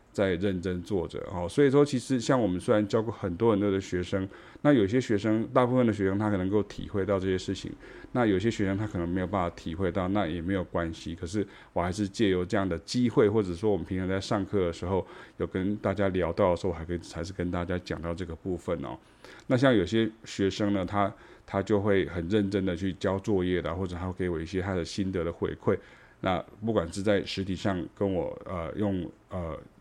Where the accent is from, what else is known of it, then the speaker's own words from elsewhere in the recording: Taichung, Taiwan; moved away as an adult; now in Taipei, Taiwan; 因为台中是我的家哈，它是我的老家这样哈